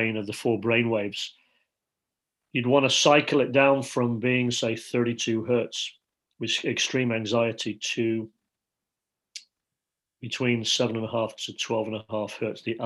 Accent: Leeds, Yorkshire and the Humber, United Kingdom; I feel like I'm sitting as a five-year-old in Leeds, England, growing up in Yorkshire

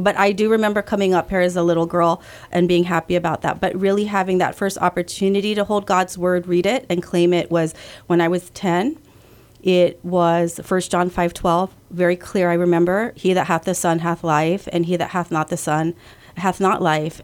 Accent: Guam; also born or lived in California; I was born in California, but raised here in Guam

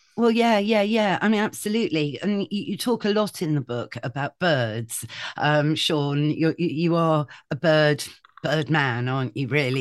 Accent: Shropshire, West Midlands, United Kingdom; moved away; I grew up in Shropshire

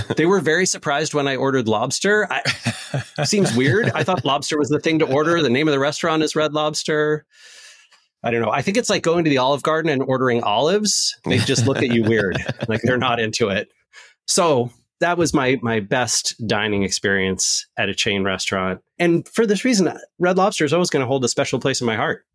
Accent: West Coast, United States; I'm from the West Coast.

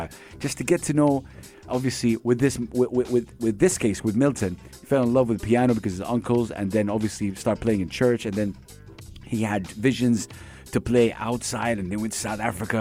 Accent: Saudi Arabia; now in United Arab Emirates; I'm from Saudi Arabia

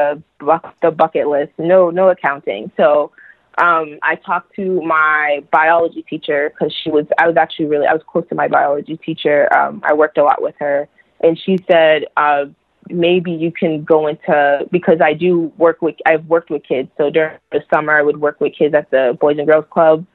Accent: Massachusetts, United States; moved away as an adult; now in New York, United States; I'm from Massachusetts

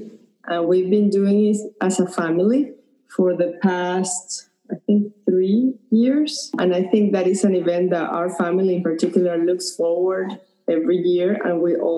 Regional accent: Caracas, Capital District, Venezuela; moved away as an adult; also born or lived in Pennsylvania / Colorado / Atlanta, Georgia / Raleigh, North Carolina; now in Key Biscayne, United States; We grew up in Venezuela, in Caracas, and in 2004, we came to the U.S. to pursue graduate school. We went to Penn State University, and then we've been relocated into several cities in the U.S.

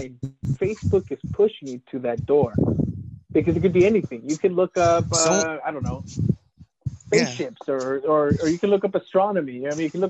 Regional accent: United States; we're American.

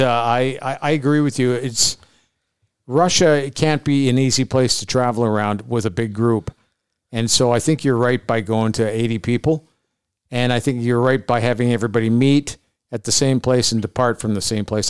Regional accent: Canada

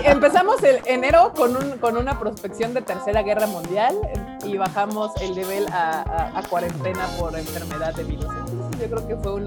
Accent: Mexico City, Mexico; Todos los presentes aquí somos chilangos.

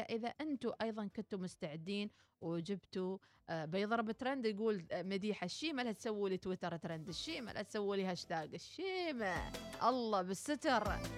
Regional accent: Oman; كلنا كعمانيين

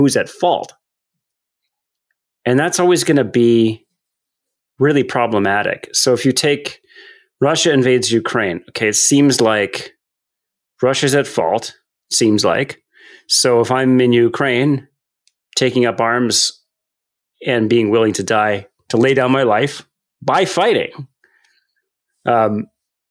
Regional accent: Canada; also born or lived in United States; I'm a Canadian

